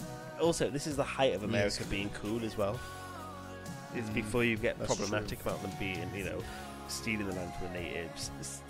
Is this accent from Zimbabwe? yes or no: no; Nottingham, East Midlands, United Kingdom; It's a bit clip with Nottingham. I'm from Nottingham, but it's got £10 credit and I got weed on my.